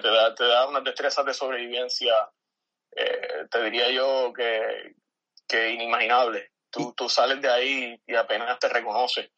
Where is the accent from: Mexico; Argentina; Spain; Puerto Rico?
Puerto Rico; San Germán; nacido y criado aquí en San Germán